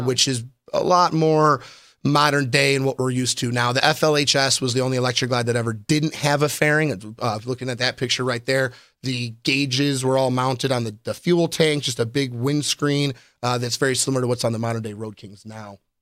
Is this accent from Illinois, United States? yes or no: yes; Chicago, Illinois, United States; also born or lived in Orlando; now in Las Vegas, United States; I'm originally from Chicago, Illinois